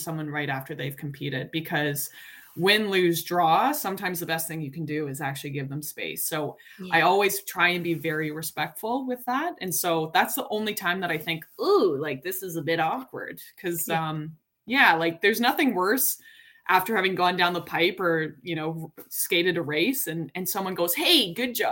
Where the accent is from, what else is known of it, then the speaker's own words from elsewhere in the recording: Calgary, Alberta, Canada; moved away as an adult; now in Toronto, Canada; I grew up in Calgary.